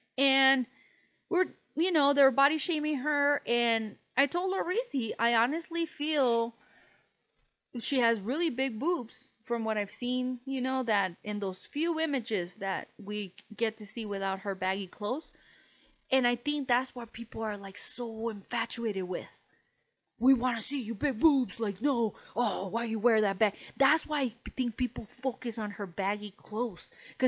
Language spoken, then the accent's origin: English; New York, United States; accent: New York; because we're from New York. It's a stupid-ass accent, stupid-ass fucking commentary.